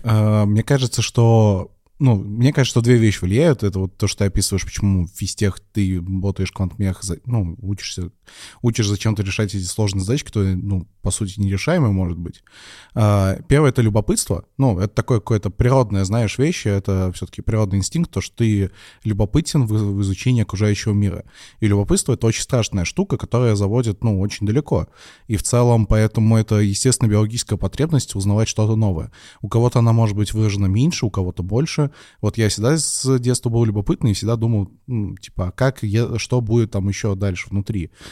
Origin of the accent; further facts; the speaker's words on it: Penza, Penza Oblast, Russia; moved away as an adult; я из Пензы. Это не очень большой город. Э, там, в принципе, можно учиться в двух или трех вузах даже. И, в принципе, я мог спокойно жить